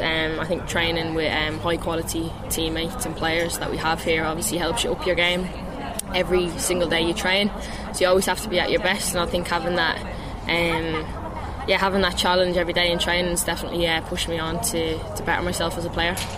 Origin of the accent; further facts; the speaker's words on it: Ireland; moved away as an adult; also born or lived in Glasgow; now in London, United Kingdom; come home and play for Ireland